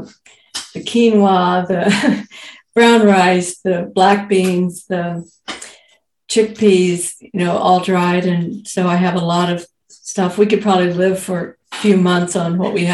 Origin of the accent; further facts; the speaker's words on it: Fort Worth, Texas, United States; now in Belmont, United States; I grew up in Cowtown, literally called Cowtown as a nickname, Fort Worth, Texas.